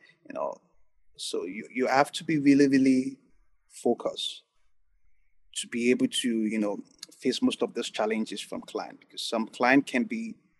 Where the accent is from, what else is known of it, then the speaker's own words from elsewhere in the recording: Nigeria; I'm not going to generalize all the African. I'm just a Nigerian client.